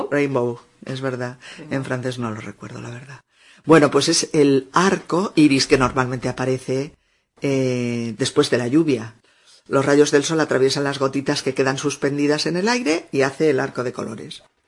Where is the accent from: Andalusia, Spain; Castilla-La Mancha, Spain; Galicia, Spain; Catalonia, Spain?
Castilla-La Mancha, Spain; mi pueblo cuando yo era pequeña en La Mancha